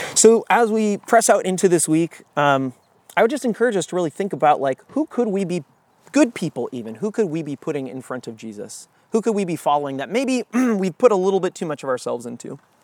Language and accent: English; United States; we as American Christians